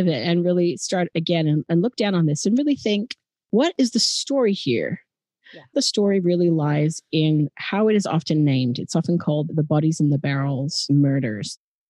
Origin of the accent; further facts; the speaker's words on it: Adelaide, South Australia, Australia; accent: Australian; And Adelaide is my hometown. I'm going to honor my roots by talking more in my natural Australian accent tonight.